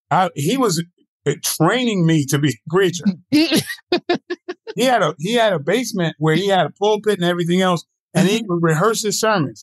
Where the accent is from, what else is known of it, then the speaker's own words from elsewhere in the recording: Batesburg-Leesville, South Carolina, United States; Growing up in Columbia, Leesville in Batesburg, South Carolina.